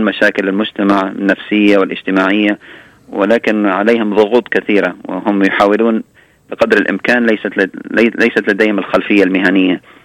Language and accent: Arabic; Libya; moved away; ذهبت الى ليبيا لان بلدي الام